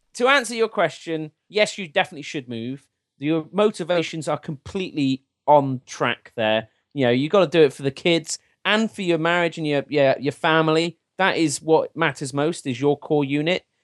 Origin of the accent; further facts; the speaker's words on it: England, United Kingdom; I'm as English and British as they come